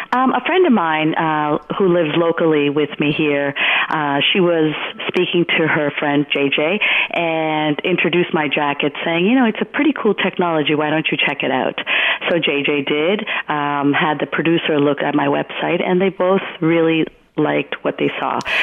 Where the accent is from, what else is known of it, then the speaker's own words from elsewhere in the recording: Hamilton, Ontario, Canada; moved away as an adult; also born or lived in Gujarat, India; now in New York, United States; My family migrated in 1976 to Hamilton, Ontario, Canada. Um, and so I did all my schooling there.